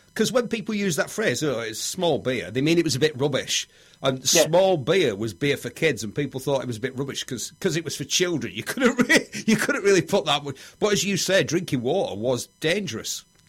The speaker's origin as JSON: {"language": "English", "town": "Bury", "region": "North West England", "country": "United Kingdom", "said": "I'm from Bury, yeah. Lancashire"}